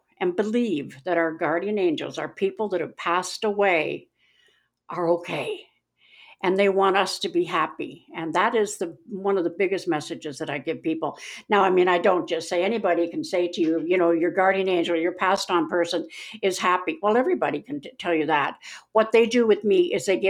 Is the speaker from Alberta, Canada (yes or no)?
no; Winnipeg, Manitoba, Canada; I'm not really from Missouri, I'm from Winnipeg